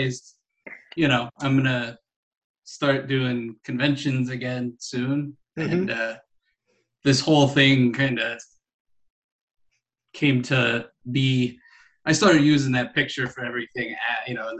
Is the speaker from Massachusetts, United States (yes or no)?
no; Arkansas, United States; I probably spent the largest portion of my time growing up in Arkansas